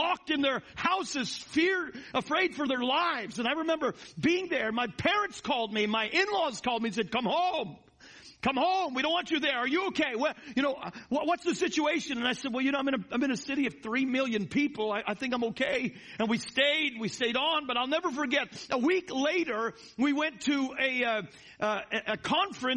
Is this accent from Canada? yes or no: yes; Canada; now in United States; I'm Canadian by birth